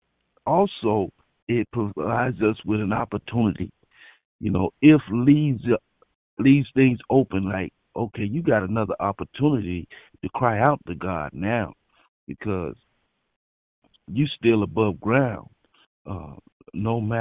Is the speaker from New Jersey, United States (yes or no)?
no; Florida, United States; now in California, United States; I'm from Florida, and we used to have hurricanes, and we still have hurricanes